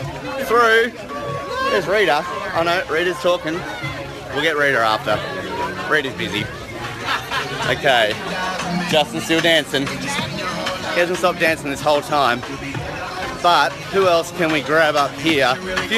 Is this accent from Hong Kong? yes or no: no; Australia; as an Australian